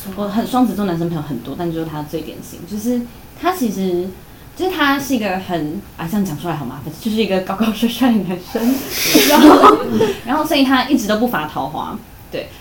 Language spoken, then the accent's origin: Chinese; Taichung, Taiwan; 我是台中人